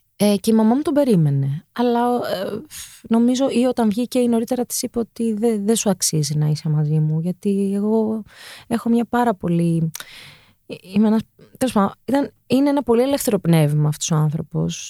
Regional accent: Athens, Attica, Greece; also born or lived in Cholargos; Γεννήθηκα ε, σε ένα μευτήριο το Ήρα, στο Χολαργό. Ναι. Ε, μεγάλωσα στο Παγκράτη.

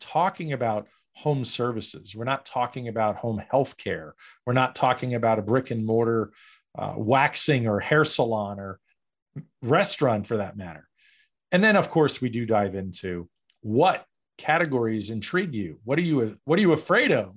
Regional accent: New York, United States; I grew up in New York

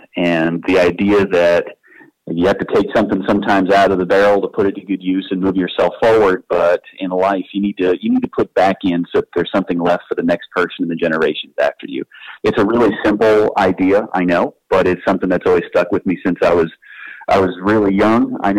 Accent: Eastern North Carolina, United States; born or raised there

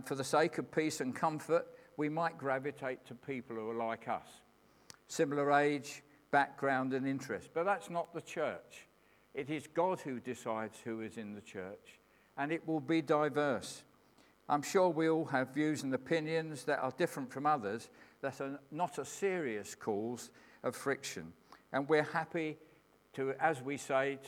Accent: England, United Kingdom; I'm a Christian who happens to be an Englishman

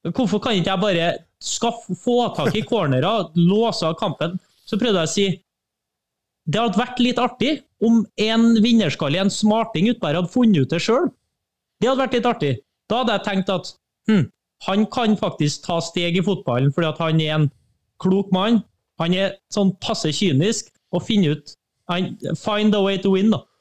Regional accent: Trøndelag, Norway; Trøndelag, da, der jeg kommer fra, det er et svært område

